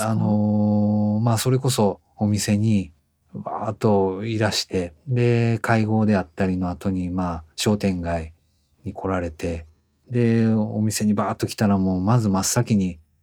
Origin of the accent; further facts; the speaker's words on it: Osaka, Japan; also born or lived in Tokyo; 地元に帰った感じですね大阪にずっと東京で習ってたんですけど、まあ、大阪に戻って